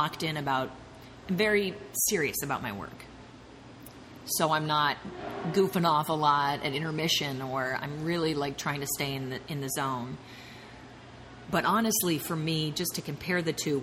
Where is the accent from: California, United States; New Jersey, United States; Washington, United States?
Washington, United States; Seattle; I was born and raised in Seattle